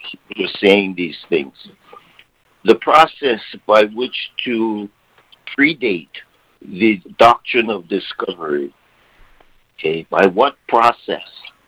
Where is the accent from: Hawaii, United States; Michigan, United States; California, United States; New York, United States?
Hawaii, United States; identifying myself as a Hawaiian national, not a native Hawaiian